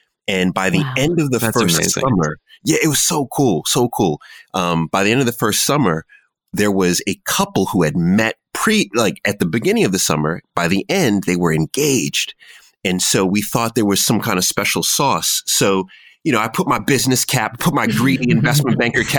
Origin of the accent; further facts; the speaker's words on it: Jamaica; also born or lived in Washington, D.C.; I am Jamaican